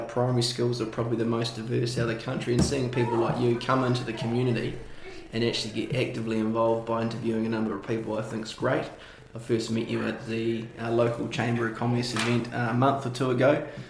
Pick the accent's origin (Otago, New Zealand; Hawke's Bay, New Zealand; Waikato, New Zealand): Otago, New Zealand; Dunedin; born and bred in Dunedin. My heritage is I'm from Scotland.